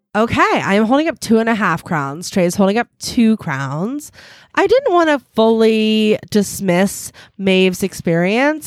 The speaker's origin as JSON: {"language": "English", "country": "United States"}